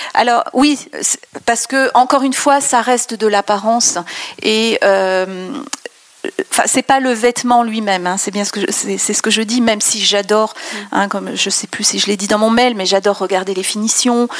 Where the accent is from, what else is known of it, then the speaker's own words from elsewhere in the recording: France; also born or lived in Besançon; quand on dit qu'on est française